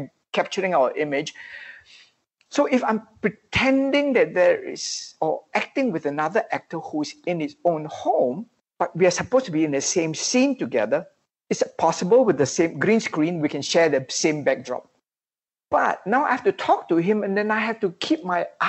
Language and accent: English; Malaysia; we are all Malaysians.